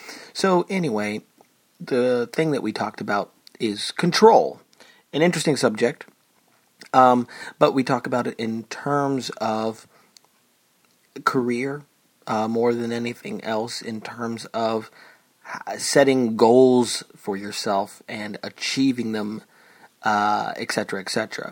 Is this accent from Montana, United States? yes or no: no; Chelmsford, Massachusetts, United States; accent: Boston; from outside of Boston, a town called Chelmsford. I'll say it like that in my weird kind of Kennedy, my Kennedy accent.